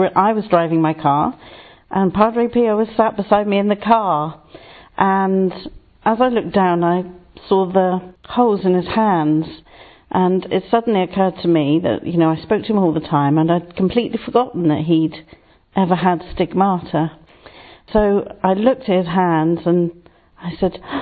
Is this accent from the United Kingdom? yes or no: yes; England, United Kingdom; also born or lived in Salisbury; I'm English and living here in Salisbury.